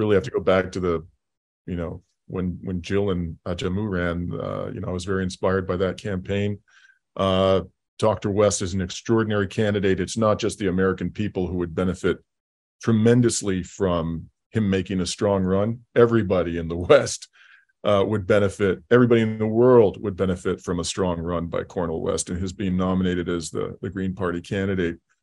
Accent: London, Ontario, Canada; my hometown of London, Ontario

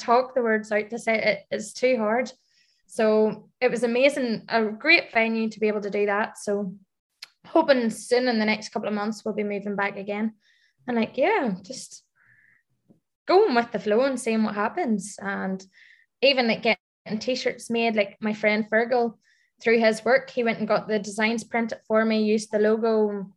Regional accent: Ireland; moved away as an adult; now in Dubai, United Arab Emirates; being an Irish expat coming out to Dubai

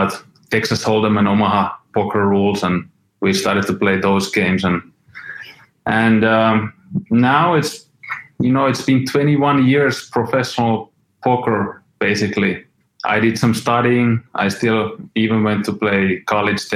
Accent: Finland; I was born in Finland. I grew up there.

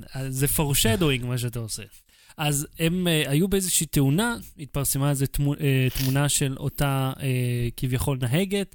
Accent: Israel

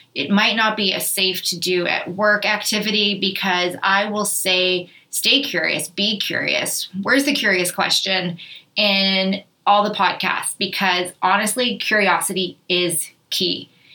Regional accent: Thunder Bay, Ontario, Canada; moved away as an adult; also born or lived in Winnipeg, Manitoba / Victoria, BC / Vancouver, BC / Toronto; I grew up in Thunder Bay, I have lived in Winnipeg, Manitoba

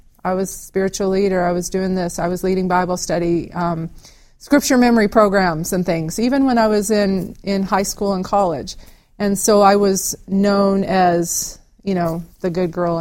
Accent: Ozarks of Arkansas, United States; I'm a country girl that grew up in the Ozarks of Arkansas.

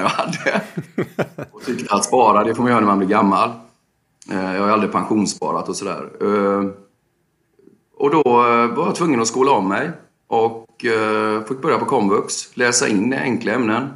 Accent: Gothenburg, Västra Götaland, Sweden; jag växte upp i Biskopsgården. Flyttade sen till Länsmansgården, sen till Hisings Backa

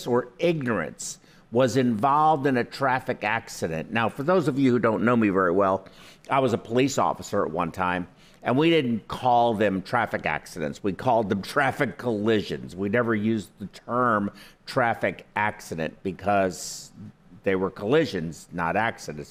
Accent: United States; I was born in the United States

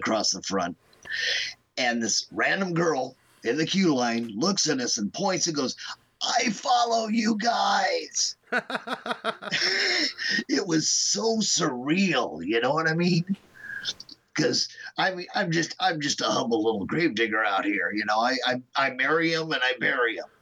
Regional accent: Omaha, Nebraska, United States; also born or lived in Kansas City; I'm not from Chicago. I'm from Omaha

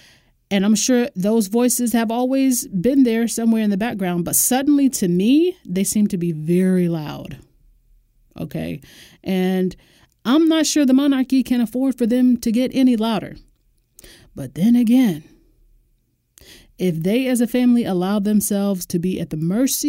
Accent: United States; I'm just speaking to you as an American.

